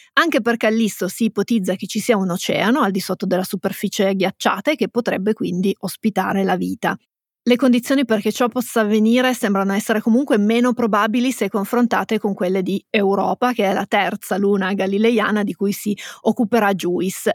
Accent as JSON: {"language": "Italian", "region": "Piedmont", "country": "Italy", "said": "siamo piemontesi"}